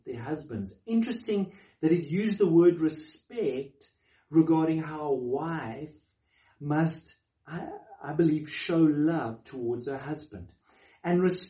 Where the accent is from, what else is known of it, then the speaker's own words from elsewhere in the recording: South Africa; as a South African